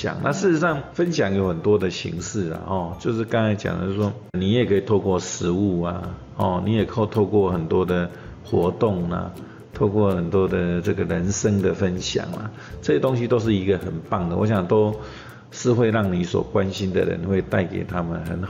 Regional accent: Taiwan; 因为特别是我们台湾人都是比较含蓄的嘛，我们都不善于去表达我们对人的一些

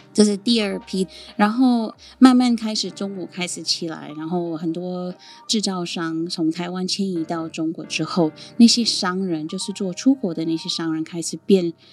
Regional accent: India; first language Sindhi; Chinese is a second language; moved away as an adult; also born or lived in Sindh; now in Taiwan; मैं भारत से हूँ

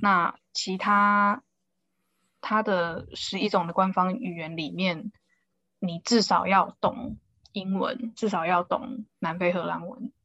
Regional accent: Taiwan; 我们台湾人

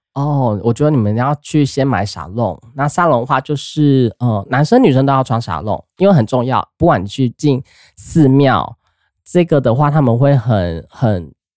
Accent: Taiwan; 我们台湾人

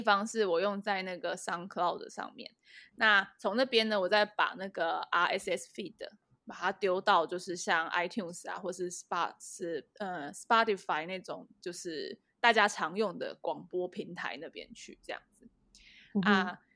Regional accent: Taiwan; 一听到我是台湾人啊，会疯狂地跟我说谢谢

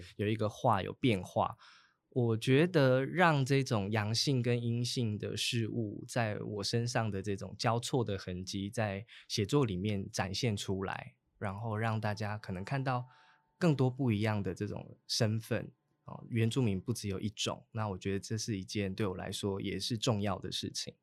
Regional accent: Taitung County, Taiwan; also born or lived in Chishang; 我七岁之前，我在出入部落也住过一段时间，在建和嗯。部落也住过一段时是。间。

